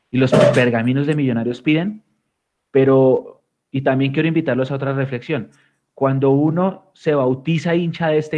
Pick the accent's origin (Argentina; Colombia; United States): United States; born there; la gente que me conoce sabe, yo nací en Estados Unidos